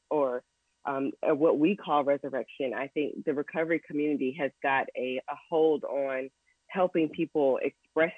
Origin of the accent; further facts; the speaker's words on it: Raleigh, North Carolina, United States; I'm a Southerner too.